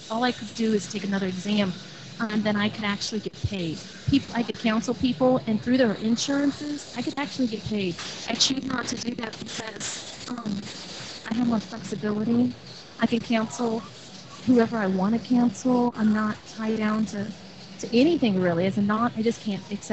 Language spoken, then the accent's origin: English; Long Beach, California, United States; I was born in Long Beach, California